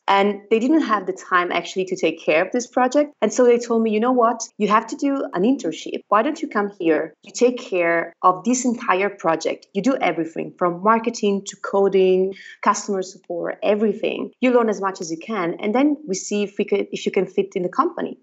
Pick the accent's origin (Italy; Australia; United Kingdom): Italy; northern Italy; first language Italian; English is a second language; moved away as an adult; also born or lived in Padua, Italy; now in Berlin, Germany; I'm Italian and I come from a tiny little village in the middle of nowhere in the north of Italy.